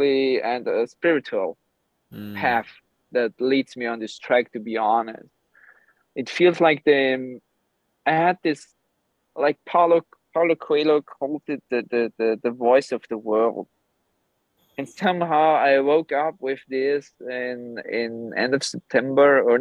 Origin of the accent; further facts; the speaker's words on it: Gran Canaria, Canary Islands, Spain; also born or lived in Austria; now in Cyprus; Austria was never my home. Even I was born there. I grew up in Gran Canaria and Spain, half Croatian